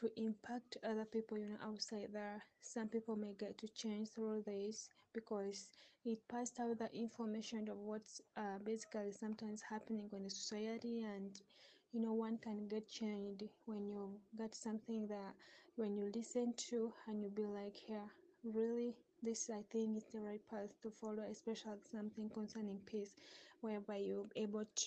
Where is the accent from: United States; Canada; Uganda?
Uganda; also born or lived in Kampala, Uganda; I live in Kampala, Uganda. That's my country.